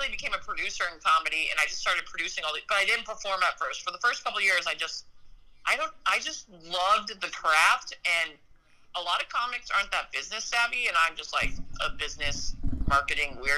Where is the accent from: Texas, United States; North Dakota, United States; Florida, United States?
North Dakota, United States; born there; So I I was born into a military family in North Dakota, and so half my half my roots are in Minnesot